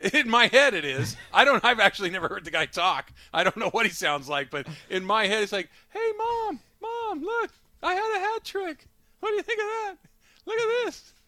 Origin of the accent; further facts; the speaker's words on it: Arcadia, California, United States; growing up in Arcadia